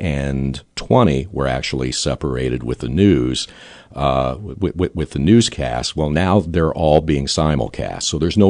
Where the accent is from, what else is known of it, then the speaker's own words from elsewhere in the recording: Taylorville, Illinois, United States; my hometown of Taylorville